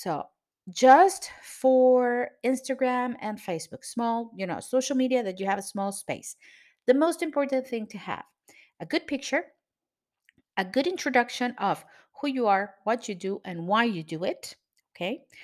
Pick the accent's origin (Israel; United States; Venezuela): Venezuela; now in Cascais, Portugal; I am from Venezuela, but I live in Portugal.